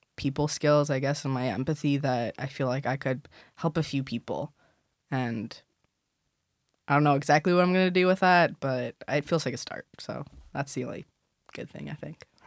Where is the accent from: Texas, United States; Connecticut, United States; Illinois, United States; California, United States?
Illinois, United States; Chicago; moved away as an adult; now in Philadelphia, United States; Chicago cuz that's where I'm from